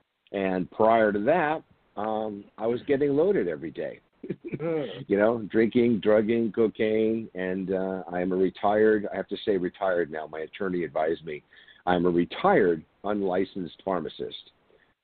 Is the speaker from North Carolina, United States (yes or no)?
no; San Diego, California, United States; I grew up here in San Diego, still here in San Diego, California